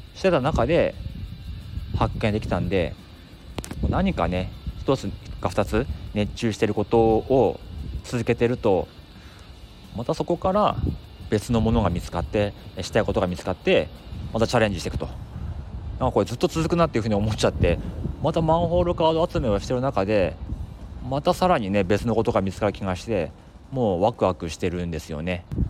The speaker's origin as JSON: {"language": "Japanese", "region": "Akita", "country": "Japan", "tie": "born or raised there", "moved": "yes", "lives_now": "Tokyo, Japan", "said": "地元の秋田にもあってですね"}